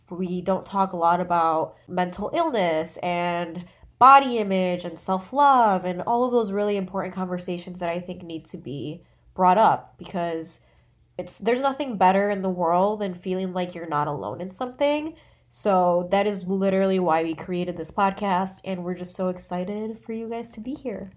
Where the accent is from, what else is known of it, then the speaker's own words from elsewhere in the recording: Chicago, Illinois, United States; also born or lived in El Paso, Texas, United States; I live in Chicago. I grew up here, but I was born in El Paso, Texas